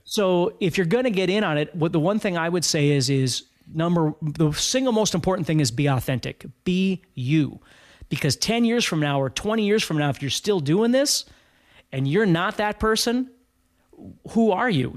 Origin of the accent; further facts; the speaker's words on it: Fargo, North Dakota, United States; I'm from Fargo, North Dakota